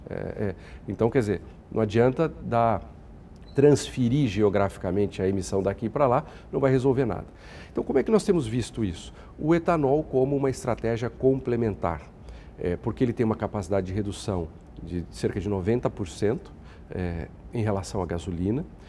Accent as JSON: {"language": "Portuguese", "country": "Brazil"}